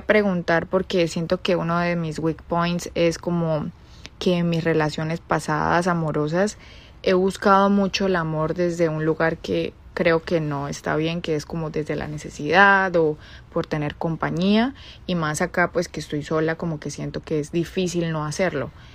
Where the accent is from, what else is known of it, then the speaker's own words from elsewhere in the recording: Bucaramanga, Santander, Colombia; moved away as an adult; now in Chicago, United States; soy de Colombia, Bucaramanga. Tengo 26 años, pero vivo actualmente en la ciudad de Chicago.